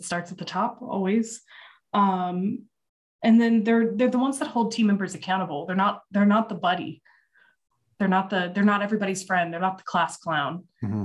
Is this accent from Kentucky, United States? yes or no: yes; Louisville, Kentucky, United States; now in Austin, United States; growing up in Louisville, as we say it